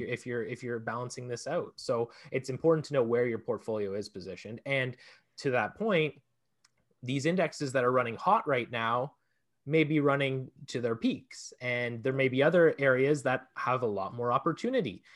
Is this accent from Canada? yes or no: yes; Canada; also born or lived in Ontario